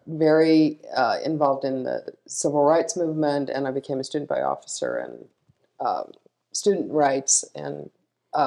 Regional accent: Salt Lake City, Utah, United States; born and raised in Salt Lake City

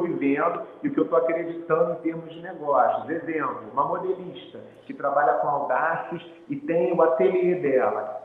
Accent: Brazil; somos brasileiros

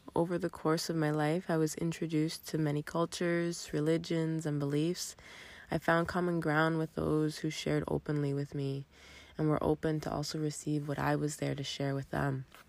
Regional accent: Miami, Florida, United States; moved away as an adult; also born or lived in southern New Hampshire; now in New Hampshire, United States; I'm originally from Miami and I moved to New England when I started

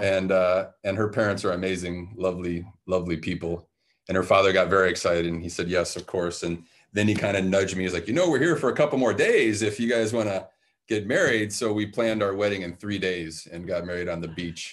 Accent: Detroit, Michigan, United States; I grew up uh, in a very musical culture where I grew up in Detroit, Michigan

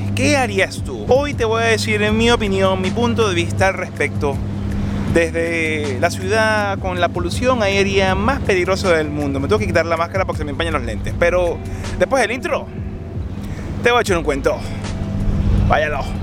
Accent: Venezuela; moved away as an adult; cuando se decidió que había que salir de Venezuela, yo personalmente me dije que yo no estimo que vaya a regresar a mi país de origen

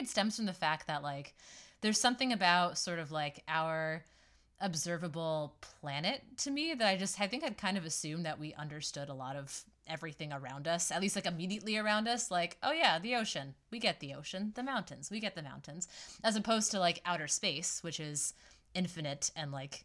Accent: Massachusetts, United States; I'm at least from Massachusetts.

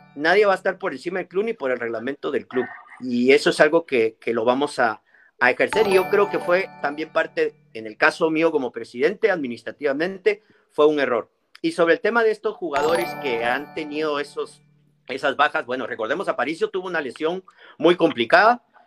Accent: Guatemala; todos somos guatemaltecos

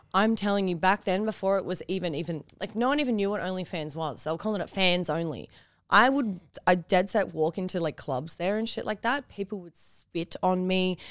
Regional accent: Newcastle, New South Wales, Australia; I'm from Newcastle makes it even weirder because, like, Where I live in Newcastle, like, not an accepting place

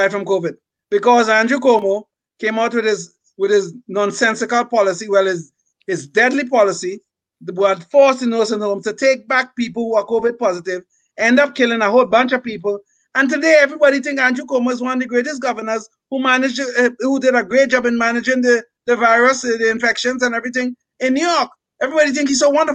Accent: Trinidad & Tobago; accent: island accent; moved away; From the South, yes. I'm from the South, yes. I'm from the South. I was literally born in the South and raised in the South

